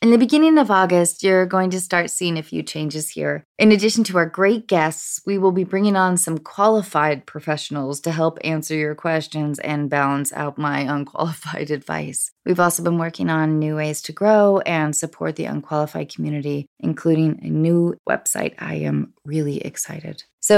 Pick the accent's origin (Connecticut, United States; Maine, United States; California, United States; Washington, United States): Washington, United States; Edmonds; I felt ownership in my hometown of Edmonds, Washington.